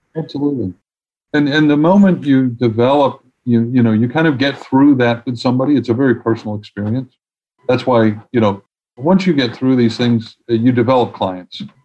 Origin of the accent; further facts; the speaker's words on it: New York City, New York, United States; now in Washington, D.C., United States; as a proud New Yorker